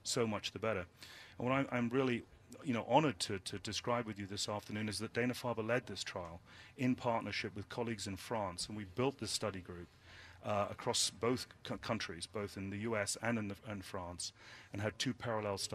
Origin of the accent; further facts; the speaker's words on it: United Kingdom; now in United States; I'm British.